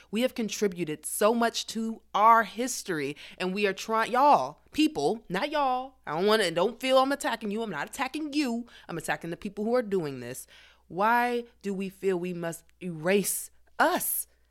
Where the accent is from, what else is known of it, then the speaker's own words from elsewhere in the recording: DMV area, United States; growing up in the D M V area, D C, Maryland, and Virginia